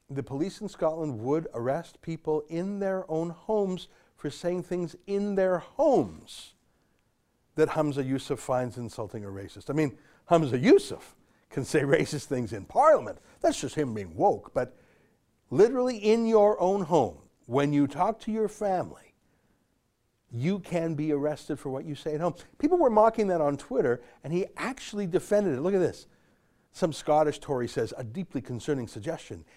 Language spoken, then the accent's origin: English; Canada; I'm a Canadian citizen